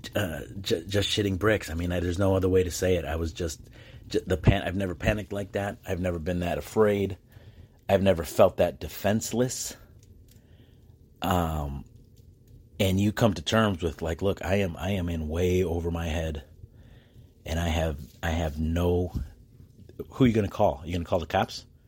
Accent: United States; I'm an American

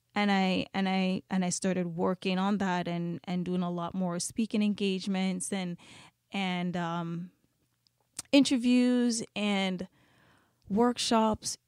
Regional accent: Jamaica; now in Canada; I am Jamaican and I was born in Jamaica, I was raised in Jamaica half of my life.

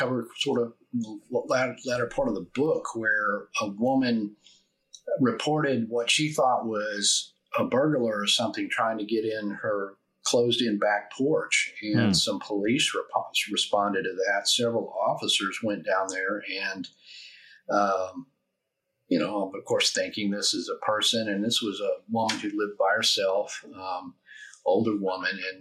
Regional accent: Fort Worth, Texas, United States; I grew up in the Fort Worth, Dallas area. My family's from Fort Worth

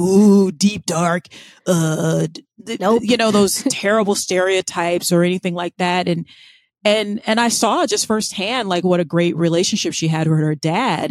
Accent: Florida, United States; I grew up in Florida

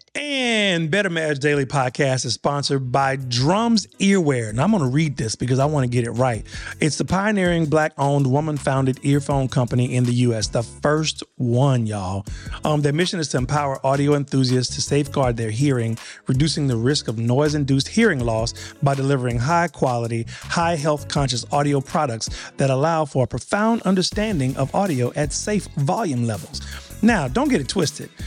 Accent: Louisiana, United States; I'm from Louisiana.

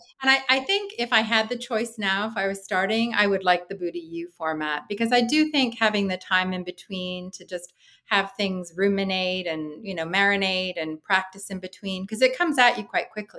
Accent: Canada; as a Canadian

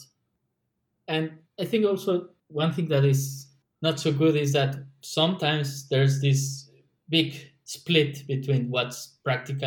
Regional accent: Mexico; moved away; we're from Mexico

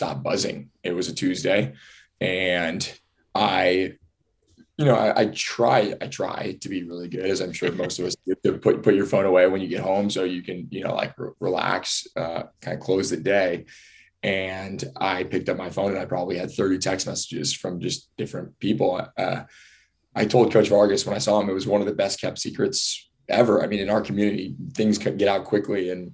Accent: Southern California, United States; moved away as an adult; now in Northern California, United States; I grew up in Southern California, went to Harvard Westlake High School, went to UCLA, went to LMU.

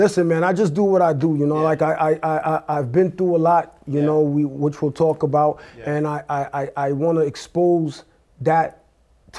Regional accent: New York City, New York, United States; also born or lived in Haiti / Brooklyn, New York; I'm from New York, born in Brooklyn, raised in Queens, New York, and now I reside in Nassau County

